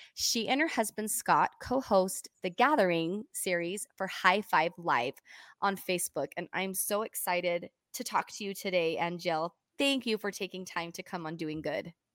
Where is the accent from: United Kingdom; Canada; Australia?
Canada; I was born in Canada.